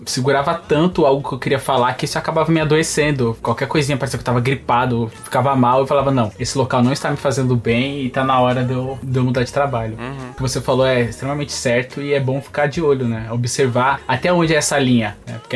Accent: Bahia, Brazil; now in São Paulo, Brazil; todo mundo sabe que eu vim da Bahia e aí eu sofri muito. Aqui em São Paulo, as pessoas têm aquele modo pejorativo de falar de baianão e tal

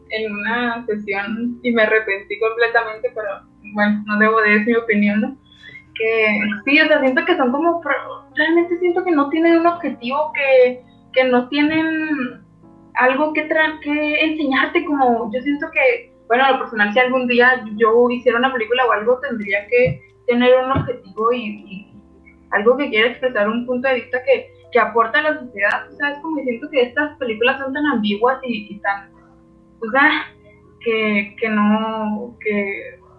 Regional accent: Mexico; nosotros, como mexicanos en el extranjero

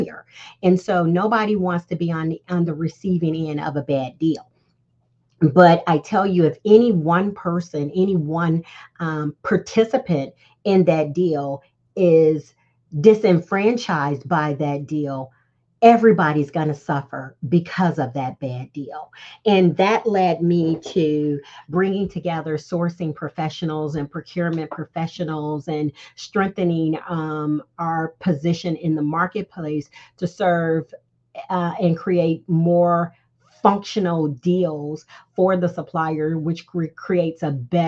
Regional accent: Chicago, Illinois, United States; moved away as an adult; also born or lived in Florida; I went to Florida A&M, but I'm from Chicago.

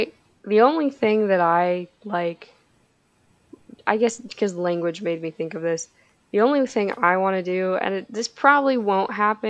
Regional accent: United States; we're American.

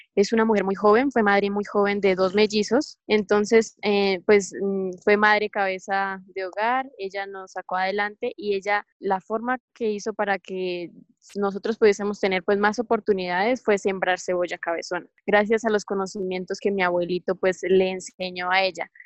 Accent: Boyacá, Colombia; soy boyacense, vivo en Toca, Boyacá

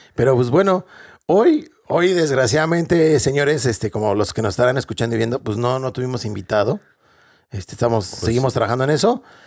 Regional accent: Mexico; moved away as an adult; now in Dublin, Ireland; realmente somos mexicanos o latinoamericanos, que extrañamos lo que tenemos en nuestro país

